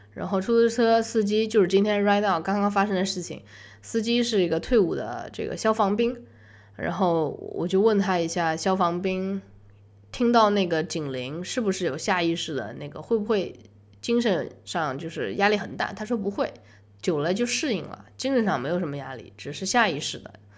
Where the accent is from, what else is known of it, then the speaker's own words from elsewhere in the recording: China; 我是中国人